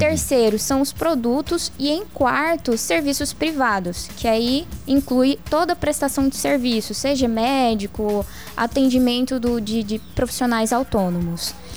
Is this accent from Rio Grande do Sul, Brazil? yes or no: no; Várzea Grande, Mato Grosso, Brazil; moved away as an adult; now in Cáceres, Brazil; Eu sou de Varzé Grande, nasci em Varzé Grande